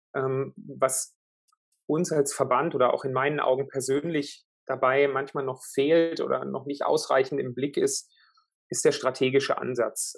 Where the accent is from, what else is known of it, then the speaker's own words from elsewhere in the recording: Würzburg, Bavaria, Germany; moved away; in Süddeutschland, in Würzburg, äh, in meiner Heimatstadt